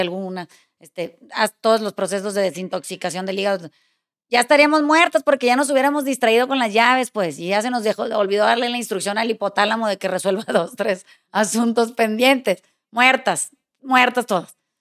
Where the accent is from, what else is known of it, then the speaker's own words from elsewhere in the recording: Mexico; soy mexicana